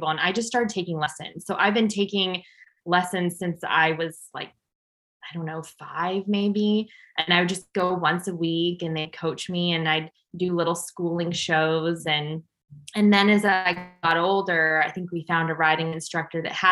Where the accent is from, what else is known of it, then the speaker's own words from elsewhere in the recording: Los Angeles, California, United States; I grew up in North Hollywood, California